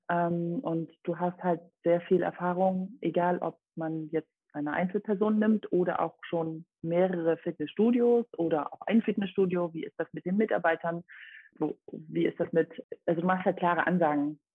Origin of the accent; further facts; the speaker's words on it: Dresden, Saxony, Germany; also born or lived in Rome, Italy; ich komme aus Dresden